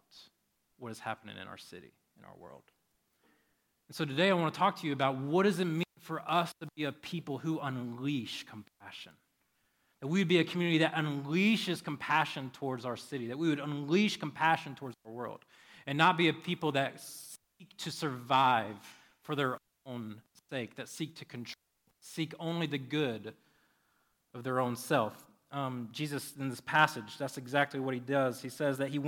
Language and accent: English; United States; we are American